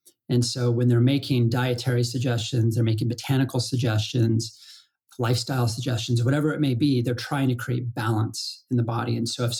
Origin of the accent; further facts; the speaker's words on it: Colorado, United States; And I grew up in Colorado and you know, icy trees, middle of winter, snowballs.